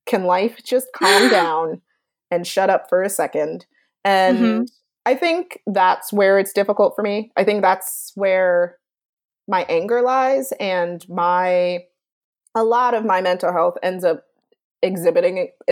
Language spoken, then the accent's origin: English; New York City, New York, United States; I'm from Brooklyn